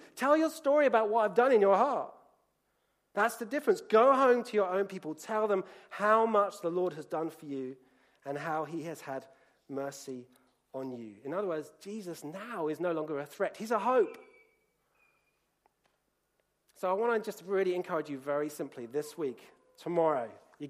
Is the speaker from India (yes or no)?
no; Colombia; I grew up in Colombia.